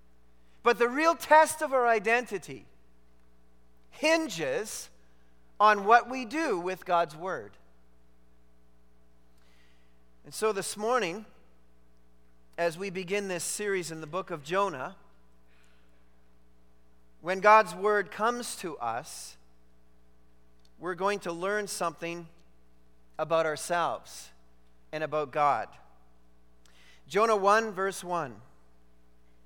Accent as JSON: {"language": "English", "country": "Canada", "said": "I am a Canadian"}